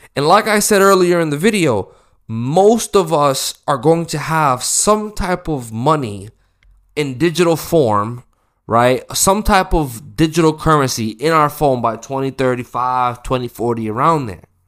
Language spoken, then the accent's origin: English; the West, United States; I'm from America. I'm, I'm from the West.